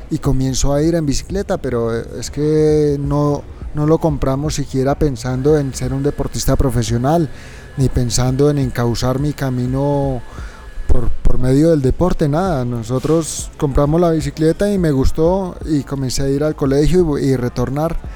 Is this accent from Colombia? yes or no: yes; Tunja, Boyacá, Colombia; moved away as an adult; also born or lived in Europe; teniendo la posibilidad y viviendo en Europa, quise que mis hijos nacieran en, el mismo, en la misma ciudad donde yo nací. ¿Son de Cómbita? Son de Tunja.